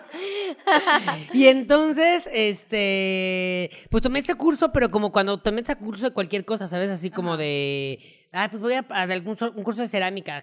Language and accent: Spanish; Mexico; como mexicanos estamos acostumbrados porque pues así crecimos